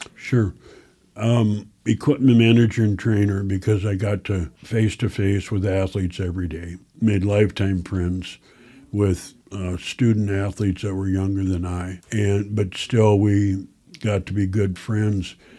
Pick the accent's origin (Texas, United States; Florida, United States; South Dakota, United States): South Dakota, United States; Chancellor; now in Sioux Falls, United States; From a little town southwest of here called Chancellor. I was the last class to graduate